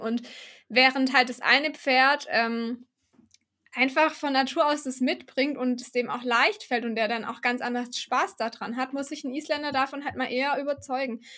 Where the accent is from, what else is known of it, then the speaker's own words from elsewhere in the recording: Baden-Württemberg, Germany; ich komme ja aus dem Süden von Deutschland, aus Baden-Württemberg